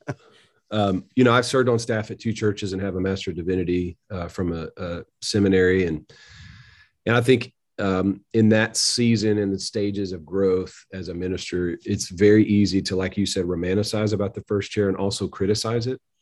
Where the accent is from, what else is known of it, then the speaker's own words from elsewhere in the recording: Tennessee, United States; also born or lived in Missouri; moved back to Tennessee, wanted to be in my home state.